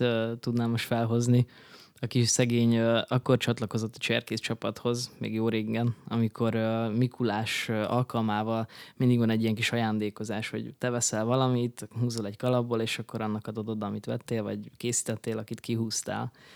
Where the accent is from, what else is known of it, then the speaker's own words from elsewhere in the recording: Berehove, Zakarpattia Oblast, Ukraine; moved away as an adult; also born or lived in Debrecen, Hungary; now in Budapest, Hungary; Ugye Beregszászon születtem, Kárpátalján, az Ukrajnának a legnyugatibb része